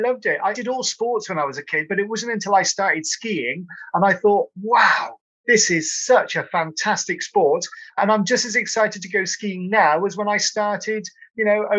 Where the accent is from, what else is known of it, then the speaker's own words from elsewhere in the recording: Cotswolds, South West England, United Kingdom; I'm from Cotswolds, so we're a bit hilly. We do get a bit of snow occasionally